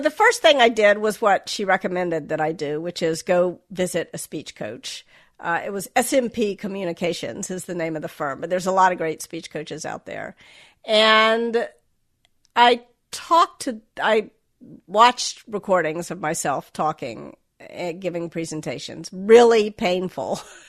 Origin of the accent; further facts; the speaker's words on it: Memphis, Tennessee, United States; accent: Southern; So I was raised in the South. I was raised in Memphis. And when I got to college, I got a lot of feedback, sort of explicit and implicit, that my Southern accent made me sound stupid.